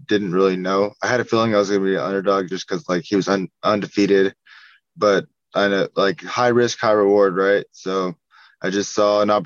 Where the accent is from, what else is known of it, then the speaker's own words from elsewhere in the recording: small town near Woodland, California, United States; I'm from Dunedin, California, like a small-ass town